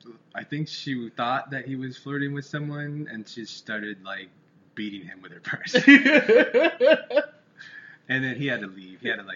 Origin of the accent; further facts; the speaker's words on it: Yuma, Arizona, United States; I always say Phoenix, Arizona, because nobody knows where Yuma, Arizona is.